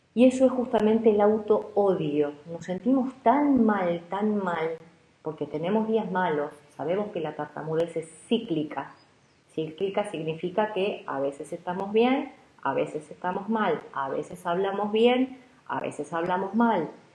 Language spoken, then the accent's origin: Spanish; Argentina; como se dice aquí en Argentina